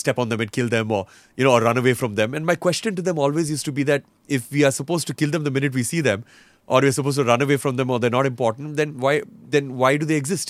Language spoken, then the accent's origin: English; Roanoke Rapids, North Carolina, United States; first language English; now in India; when I grew up in North Carolina, so in Roanoke Rapids, we lived in the middle of nowhere